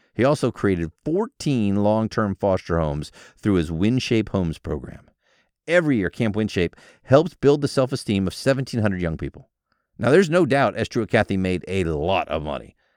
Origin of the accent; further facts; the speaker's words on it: United States; I was born in the United States